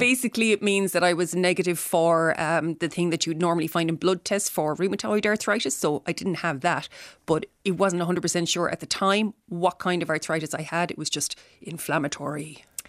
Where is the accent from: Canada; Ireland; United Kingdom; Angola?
Ireland; Tipperary, Munster; now in Dublin, Ireland; I live in Dublin. I'm from Tipperary originally.